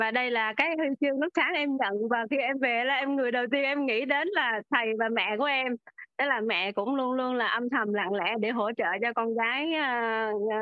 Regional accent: Nha Trang, Khanh Hoa, Vietnam; em đến từ Nha Trang

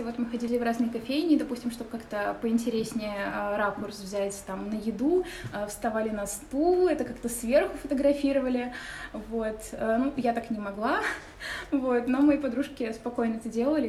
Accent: Saint Petersburg, Russia; я родилась в Петербурге, коренной житель

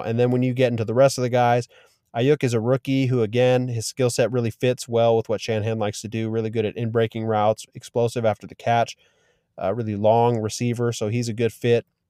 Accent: Bay Area, California, United States; also born or lived in Oakland; I grew up in the Bay Area, so I was a forty-niners fan as a young lad

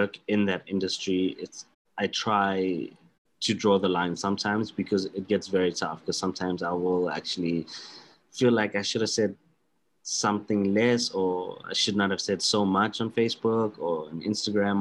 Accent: South Africa; being a South African and from our lovely tropical climates

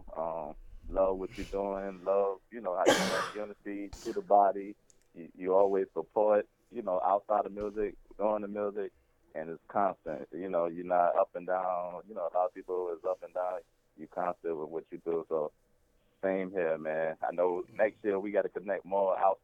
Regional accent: South Carolina, United States; moved away as an adult; now in Savannah, United States; I was born in North Carolina. I lived in North Carolina for 5 years, and I was raised in South Carolina.

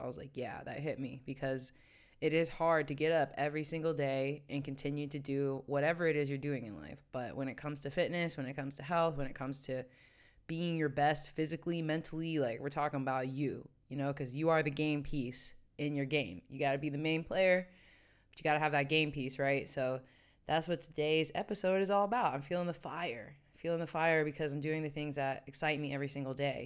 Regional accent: West Virginia, United States; also born or lived in New York City / Washington, D.C.; now in Amsterdam, Netherlands; my hometown in West Virginia

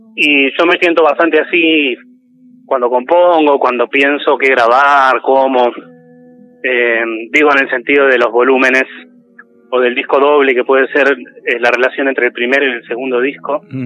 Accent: San Carlos de Bariloche, Río Negro, Argentina; moved away as an adult; also born or lived in Quilmes; now in La Plata, Argentina; me crié más que nada en Bariloche

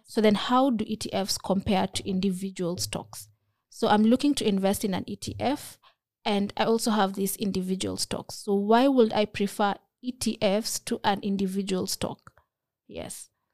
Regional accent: Kenya; as a Kenyan

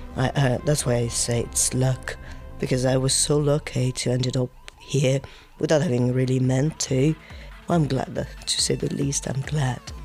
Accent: Marseille, Provence-Alpes-Côte d'Azur, France; English is a second language; I come from Marseille, it's in the south of France

